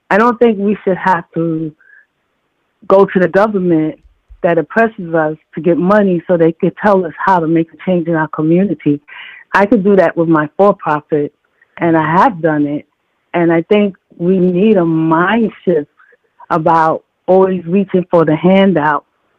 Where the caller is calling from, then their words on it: Savannah, Georgia, United States; I'm calling from New York. I'm actually calling from Savannah.